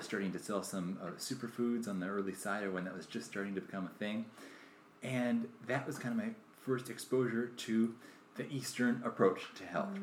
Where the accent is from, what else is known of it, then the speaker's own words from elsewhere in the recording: California, United States; I grew up here in California, and I was um, raised in a vegetarian family